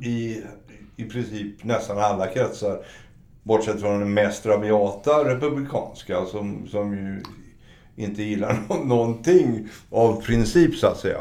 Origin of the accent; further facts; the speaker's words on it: Sweden; moved away as an adult; also born or lived in Norway; vilket vi fortfarande som svenskar eh, får höra